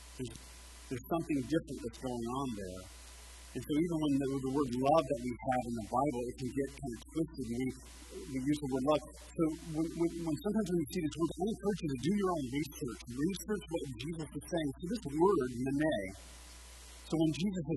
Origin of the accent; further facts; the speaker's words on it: United States; I'm American.